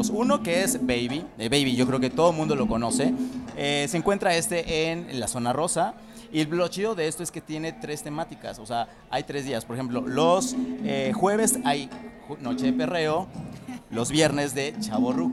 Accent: Mexico City, Mexico; Sí, de aquí merito.

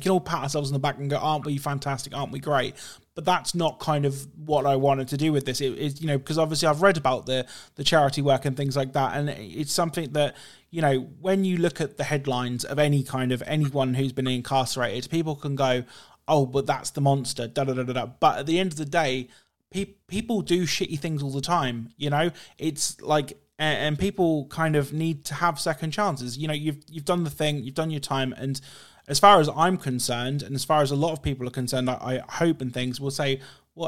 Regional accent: United Kingdom; being British

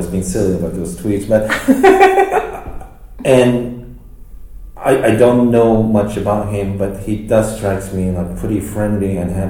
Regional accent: United States; It's hard for me, us as American.

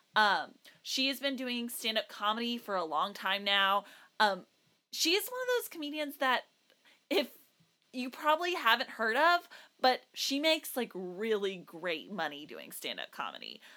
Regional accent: South Texas, United States; I, growing up in South Texas

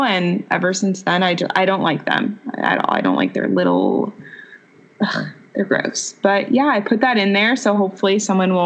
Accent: Long Island, New York, United States; moved away; I'm originally from New York, from Long Island

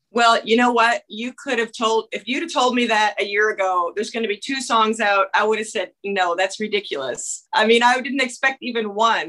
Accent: Canada; moved away; I'm from Canada

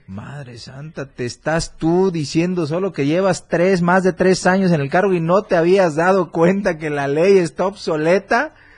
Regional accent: Mexico; yo crecí en el IMSS cuando todos lo conocíamos como Ciudad Deportiva

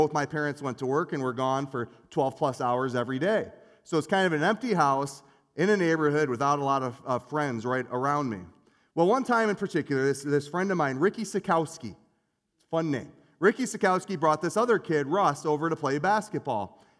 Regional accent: Union Lake, Michigan, United States; I grew up in Union Lake, Michigan. And where I grew up, I lived on the poor side of Cooley Lake Road.

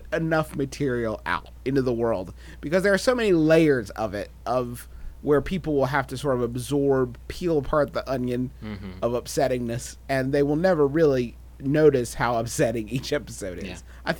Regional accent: West Virginia, United States; "Where are you guys from?" And we said, "West Virginia,"

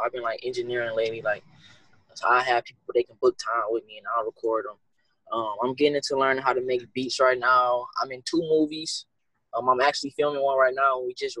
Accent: Detroit, Michigan, United States; From Detroit, Michigan.

